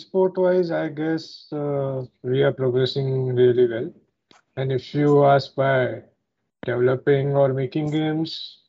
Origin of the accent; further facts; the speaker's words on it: Mumbai, Maharashtra, India; I'm from Mumbai